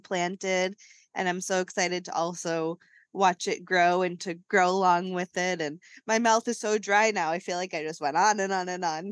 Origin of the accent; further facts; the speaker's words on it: New England, United States; us growing up in New England